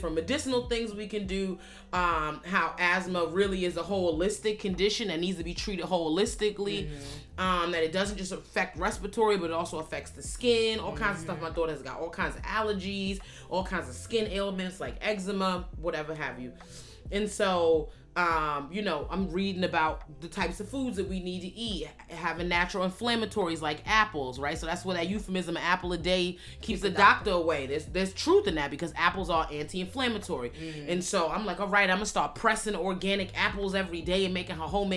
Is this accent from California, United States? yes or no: no; New York City, New York, United States; also born or lived in Bronx, New York; I came to the Bronx really as a result of gentrification in my hometown of Harlem.